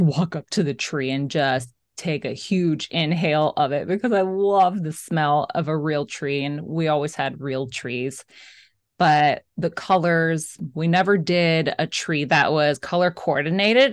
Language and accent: English; Florida, United States; since I grew up in Florida, Christmas was always, of course, so hot